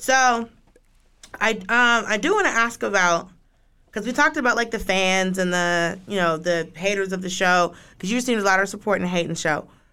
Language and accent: English; Atlanta, Georgia, United States; I'm from Atlanta. I grew up in Atlanta.